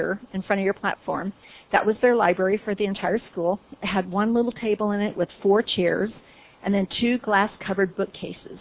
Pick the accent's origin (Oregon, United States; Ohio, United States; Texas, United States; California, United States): Oregon, United States; I'm from Oregon